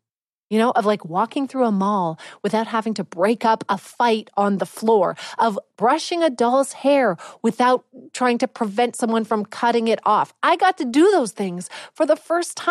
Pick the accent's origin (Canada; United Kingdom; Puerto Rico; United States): Canada; I'm too Canadian